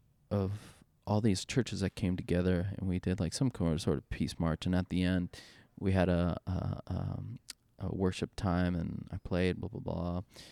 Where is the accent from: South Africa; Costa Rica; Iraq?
Costa Rica; Yes, I'm brown. Yes, I'm Hispanic. Yes, I'm from Costa Rica.